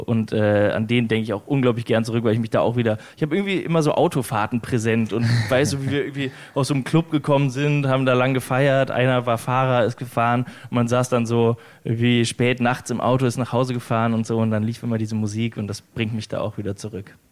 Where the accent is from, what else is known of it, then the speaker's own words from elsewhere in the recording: West Germany, Germany; Ich komme aus, aus Westdeutschland